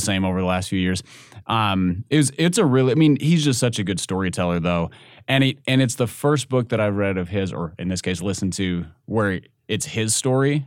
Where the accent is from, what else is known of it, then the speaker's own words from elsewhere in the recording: Minnesota, United States; moved away; my home state, I don't I don't miss the accent